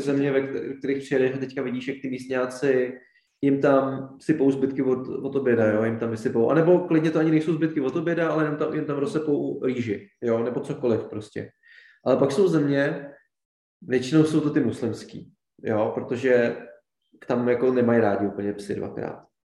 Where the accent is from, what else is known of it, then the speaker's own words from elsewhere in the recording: Czechia; my jsme z České republiky